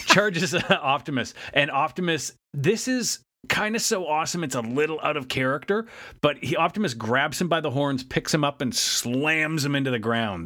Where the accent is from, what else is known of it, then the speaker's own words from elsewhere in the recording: Canada; as a Canadian